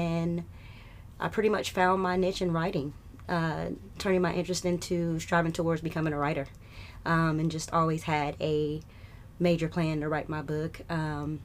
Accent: Atlanta, Georgia, United States; My family's from North Carolina. I was raised in North Atlanta. Love it here

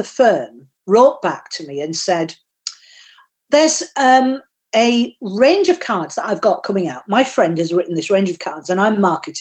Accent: Yorkshire and the Humber, United Kingdom; accent: Yorkshire; I did get sacked by a Yorkshire firm in Yorkshire because they said my accent was better suited to the textile industry where I came from

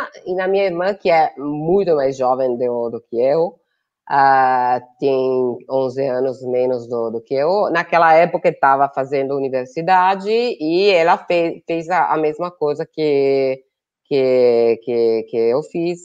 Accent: Italy; Portuguese is a second language; moved away as an adult; also born or lived in Brazil

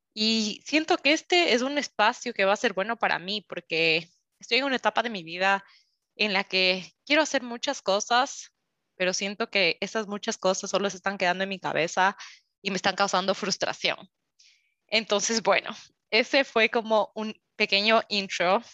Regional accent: Quito, Pichincha, Ecuador; moved away as an adult; now in Switzerland; soy de Quito, Ecuador

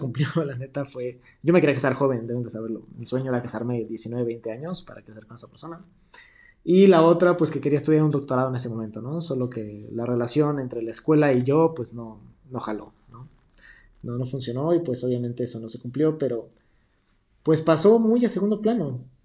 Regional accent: Mexico; yo me sentía ajeno a mi tierra

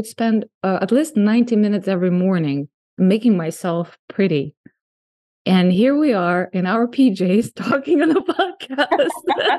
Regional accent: Russia; now in United States; I mean, I came from Russia, and I think in Russia, it's even like worse than here.

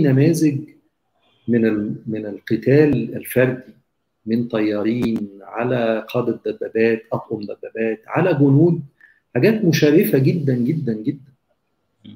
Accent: Egypt; إحنا كمصريين

